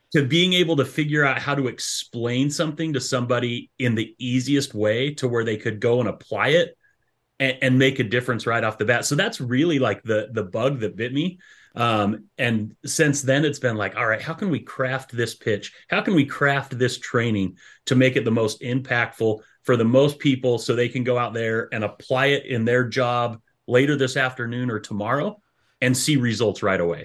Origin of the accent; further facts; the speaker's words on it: Utah, United States; moved away as an adult; also born or lived in Idaho; now in Stevensville, Michigan, United States; I'm, I'm originally from out west, so I grew up in Utah and Idaho.